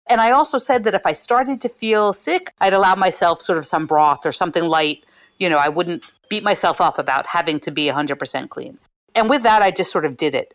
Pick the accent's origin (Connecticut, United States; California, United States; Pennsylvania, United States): Pennsylvania, United States; Philadelphia; moved away; I'm from Philadelphia